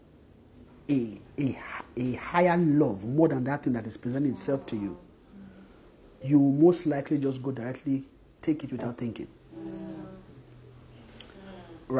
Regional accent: Nigeria; a Nigerian man

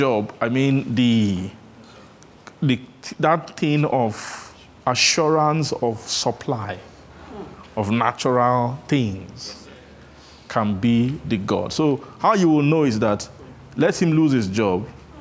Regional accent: Benin; I grew up in Benin

